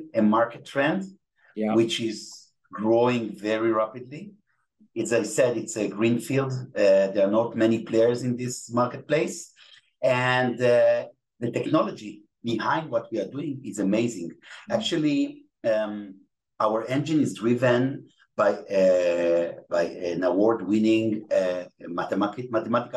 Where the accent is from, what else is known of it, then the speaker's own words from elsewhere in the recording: Israel; accent: Israeli; English is a second language; my Israeli accent. I can speak Hebrew, you know, English is not my native language